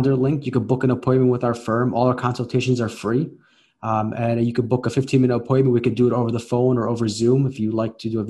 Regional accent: Chicago, Illinois, United States; I'm from Chicago, Illinois. I grew up here, lived here my whole life.

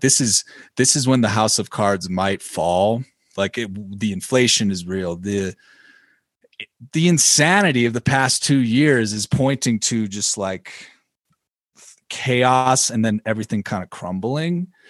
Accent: Illinois, United States; I'm from Illinois.

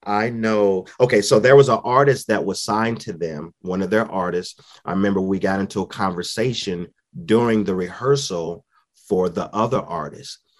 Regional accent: St. Louis, Missouri, United States; also born or lived in Dallas, Texas; now in Owensboro, United States; I'm originally from Saint Louis, Missouri

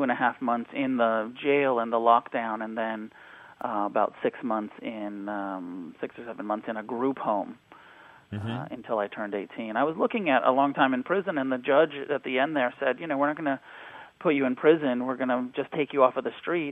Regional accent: Santa Cruz, California, United States; also born or lived in Taos, New Mexico; I grew up between Santa Cruz, California, and Taos, New Mexico

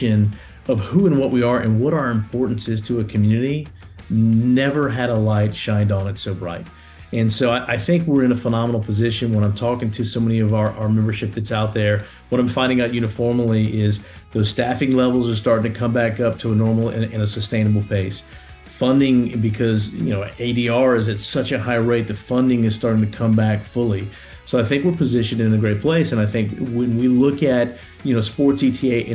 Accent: Louisiana, United States; I'm born and raised in Louisiana.

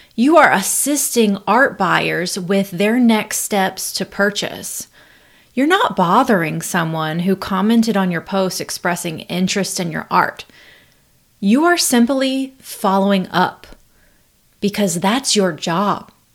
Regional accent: North Carolina, United States; I'm actually from North Carolina

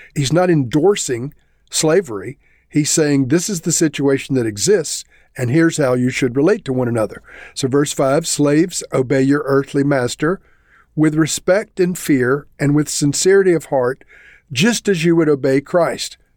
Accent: South Carolina, United States; moved away; I am originally from South Carolina

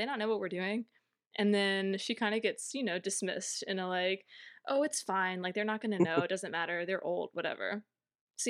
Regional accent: Louisiana, United States; having grown up in Louisiana

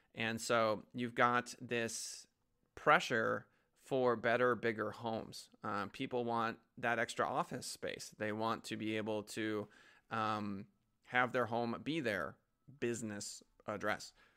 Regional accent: United States; as an American

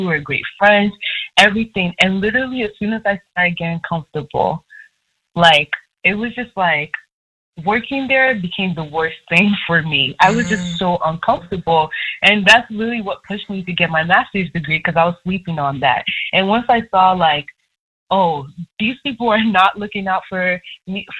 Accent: Nigeria; I'm Nigerian

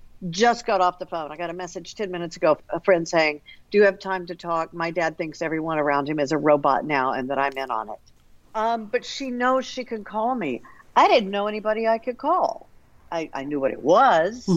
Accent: Missouri City, Texas, United States; growing up in Quail Valley, south of Houston

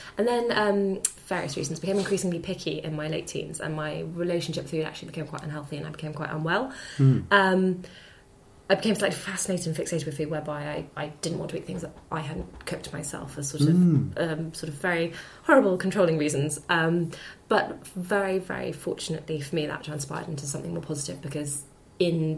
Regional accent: Hampshire, South East England, United Kingdom; I grew up in Hampshire

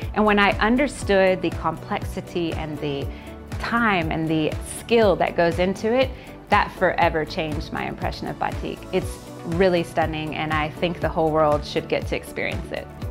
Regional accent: Texas, United States; moved away as an adult; now in Malaysia; Originally, I'm from Texas in the United States, and I've been living in Malaysia

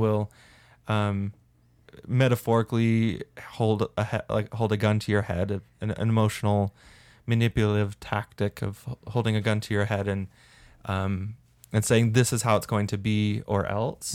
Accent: St. George, Utah, United States; I grew up in Saint George, which has a lot of cockroaches

